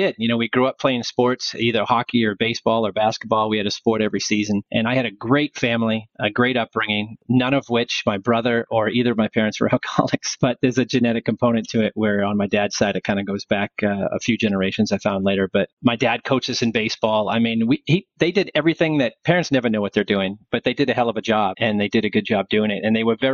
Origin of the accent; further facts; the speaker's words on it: Freetown, Massachusetts, United States; We were a tri-town high school, Assonet, Freetown, and Lakeville